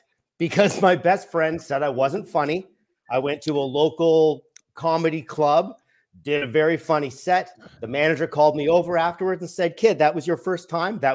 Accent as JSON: {"language": "English", "town": "Toronto", "region": "Ontario", "country": "Canada", "tie": "born or raised there", "said": "Toronto, Canada is my hometown, born, bred, and raised"}